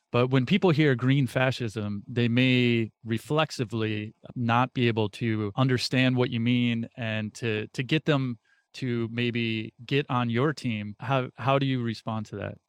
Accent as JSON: {"language": "English", "country": "United States", "tie": "born or raised there", "said": "being an American born into this country"}